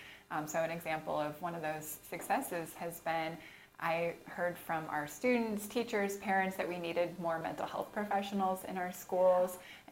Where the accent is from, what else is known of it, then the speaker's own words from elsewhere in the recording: Oregon, United States; moved away as an adult; also born or lived in Tucson, Arizona; now in Arizona, United States; I'm actually from Oregon.